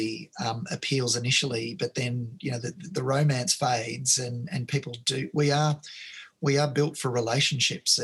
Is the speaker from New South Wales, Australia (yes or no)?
no; Melbourne, Victoria, Australia; now in Sydney, Australia; I grew up in Melbourne. I live in Sydney now.